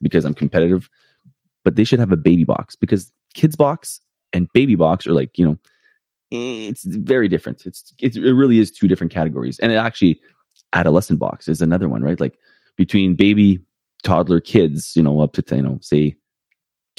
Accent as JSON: {"language": "English", "town": "Winnipeg", "region": "Manitoba", "country": "Canada", "tie": "born or raised there", "lives_now": "St. Pierre, Canada", "said": "right here in my hometown of Winnipeg"}